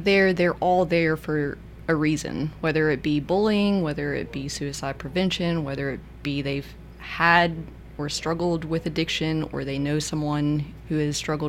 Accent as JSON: {"language": "English", "town": "Memphis", "region": "Tennessee", "country": "United States", "tie": "born or raised there", "said": "I grew up in Memphis in a lower income neighborhood"}